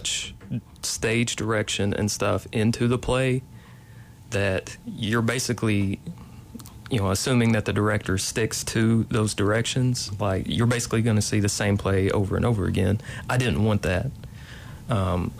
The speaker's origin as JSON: {"language": "English", "area": "McCreary County", "region": "Kentucky", "country": "United States", "tie": "born or raised there", "said": "I am originally from McCreary County. I grew up pretty close to Mine 18 and Blue Heron and all that stuff."}